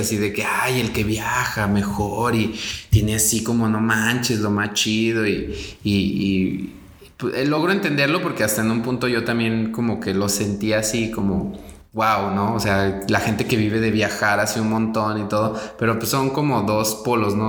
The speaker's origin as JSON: {"language": "Spanish", "country": "Mexico", "said": "los mexicanos hacemos"}